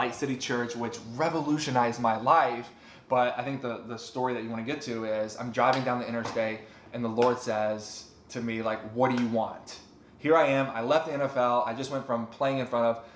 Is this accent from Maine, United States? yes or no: no; Texas Panhandle, United States; I grew up in the Bible Belt of Texas Panhandle